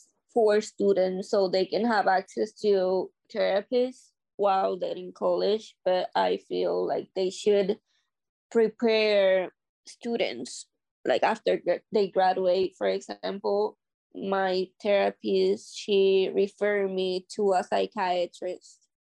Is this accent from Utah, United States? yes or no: no; New Britain, Connecticut, United States; I'm from New Britain.